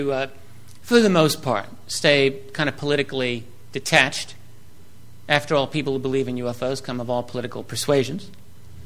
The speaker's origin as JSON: {"language": "English", "town": "New York City", "region": "New York", "country": "United States", "said": "I'm from the New York City area."}